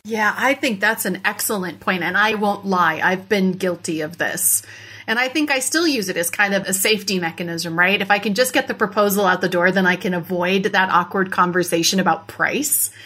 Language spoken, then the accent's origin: English; Iowa, United States; Iowa, my home state